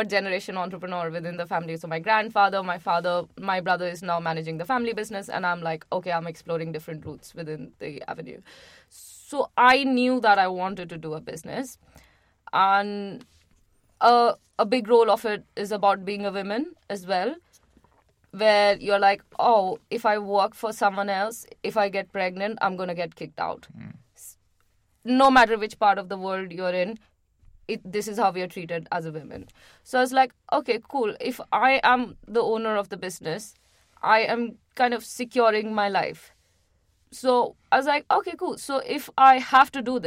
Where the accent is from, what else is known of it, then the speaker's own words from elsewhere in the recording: Agra, Uttar Pradesh, India; moved away as an adult; also born or lived in Calcutta, India; now in London, United Kingdom; I am from Agra